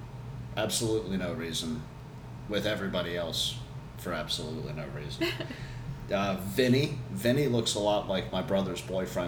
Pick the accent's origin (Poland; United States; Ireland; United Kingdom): United Kingdom; England; I'm English.